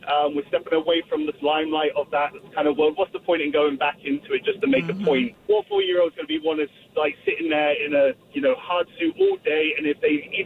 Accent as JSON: {"language": "English", "region": "England", "country": "United Kingdom", "said": "I'm from England."}